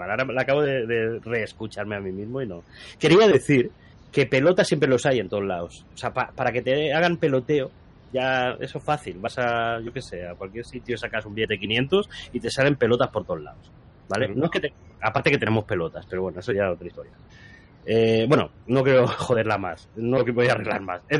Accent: Spain; se intentará los domingos por la tarde, después de la siesta como buen español.

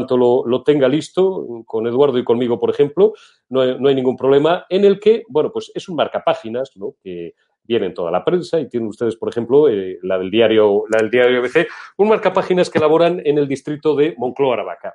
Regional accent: Old Castile, Spain; soy castellano viejo

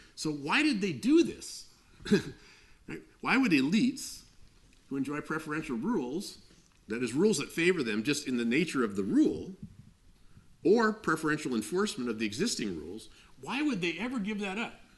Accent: United States; i grew up in the United States

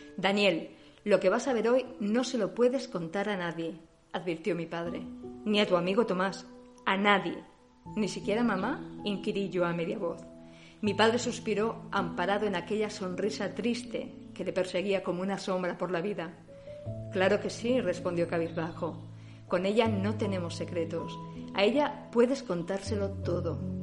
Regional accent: Spain; now in Germany; Somos españolas, pero hace unos años que vivimos en Alemania

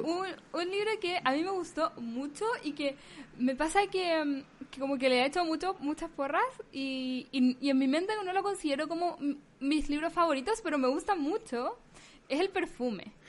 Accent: Chile; now in United States

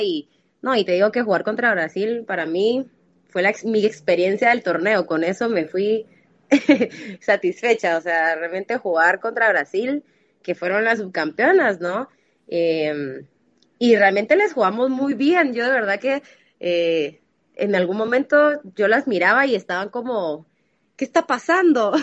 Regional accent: Guatemala; tengo 26 años, soy de Guatemala

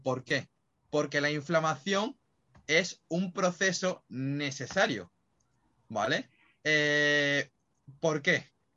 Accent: Málaga, Andalusia, Spain; yo que soy de Málaga

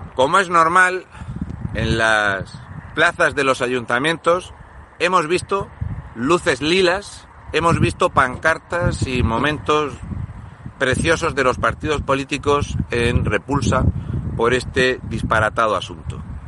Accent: Fuente Álamo de Murcia, Region of Murcia, Spain; yo soy de Fuente Álamo de Murcia

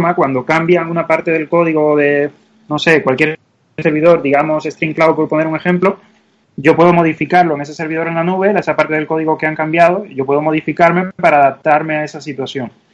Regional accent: Cuba; now in Madrid, Spain; se nota a la vista que no soy de aquí, soy, soy cubano y, ya hace muchos años

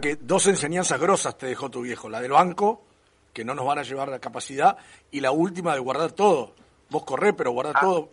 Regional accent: Mercedes, Buenos Aires Province, Argentina; mi familia muy fierrera, mi viejo, mi tío, somos de Mercedes

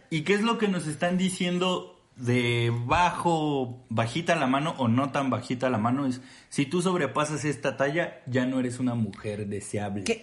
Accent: Mexico; si ¿sí sabe que somos mexicanas.

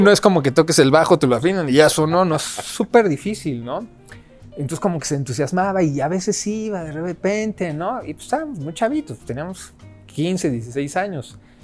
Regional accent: Mexico City, Mexico; ahí en Coyoacán, teníamos así un PA de repente enorme, ya teníamos para esa edad ya 14 años

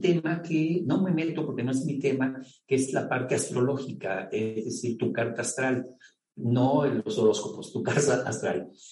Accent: Mexico; como mexicano

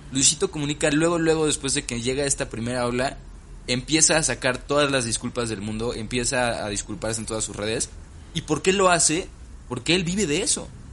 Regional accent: Mexico; Nosotros como mexicanos

